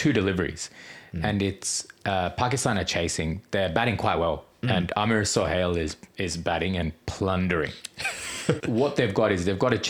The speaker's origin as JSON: {"language": "English", "country": "Australia", "tie": "born or raised there", "said": "Born in Australia."}